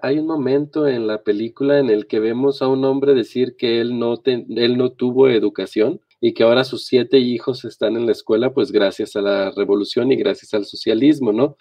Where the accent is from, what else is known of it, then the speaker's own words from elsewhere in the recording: Mexico; aquí estoy, como están millones de mexicanos